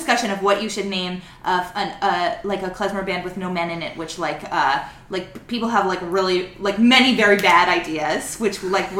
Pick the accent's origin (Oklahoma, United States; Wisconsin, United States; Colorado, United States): Colorado, United States; Denver; also born or lived in Albuquerque, New Mexico; I also grew up in Denver, but I was born in Albuquerque.